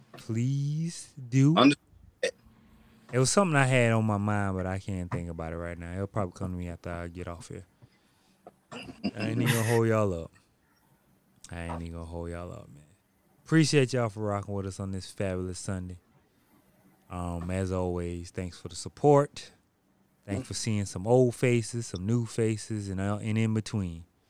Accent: South Carolina, United States; I'm from South Carolina.

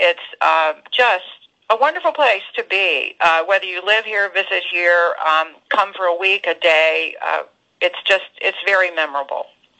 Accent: Winston-Salem, North Carolina, United States; I've known it my whole life because I grew up in Winston-Salem

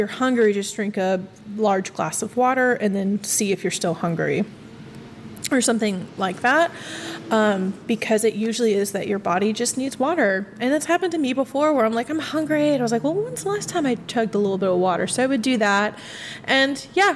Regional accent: Midwest, United States; I'm from the Midwest

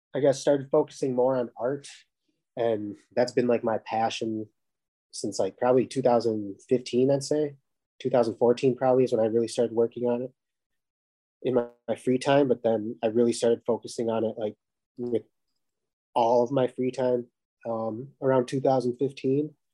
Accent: Minnesota, United States; now in Fargo, United States; I'm from Minnesota

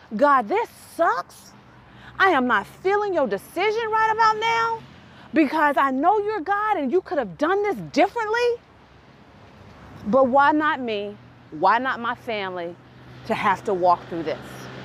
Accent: Tennessee, United States; We're from Tennessee

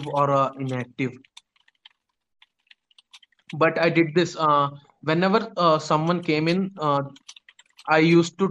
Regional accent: India; I'm actually from India

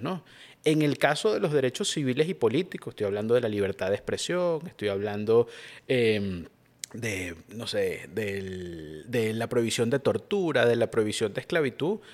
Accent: Venezuela; somos venezolanos

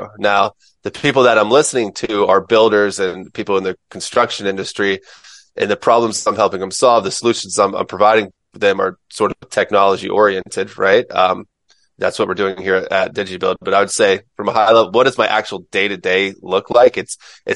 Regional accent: Mims, Florida, United States; moved away as an adult; now in San Diego, United States; I'm from Mims, Florida, which is outside of another small town called Titusville, Florida

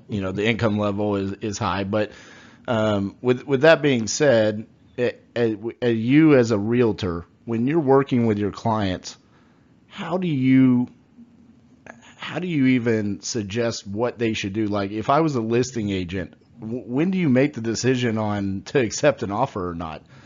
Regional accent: Fort Worth, Texas, United States; I'm from Fort Worth, Texas

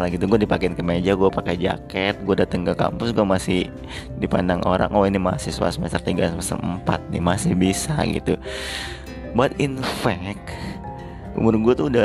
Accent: Palembang, South Sumatra, Indonesia; born there; moved away as an adult; now in Jakarta, Indonesia; apalagi gue ini yang ngerantau jauh dari kota kelahiran gue yaitu gue di Palembang terus gue moving ke Jakarta dimana ya teman-teman gue baru semua gitu

